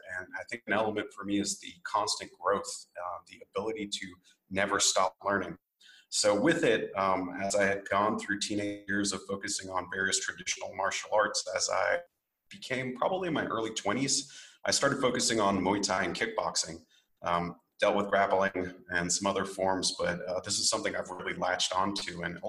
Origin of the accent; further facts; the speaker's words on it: Japan; I grew up in Japan on a military airbase. I'm half Japanese and I grew up in that sort of samurai bushido culture.